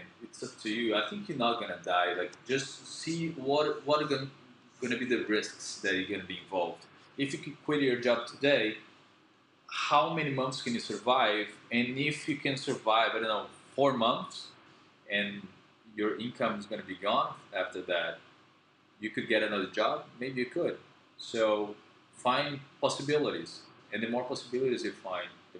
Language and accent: English; Brazil; first language Portuguese; English is a second language; moved away as an adult; also born or lived in Philippines; I'm from Brazil, I'm from a very small city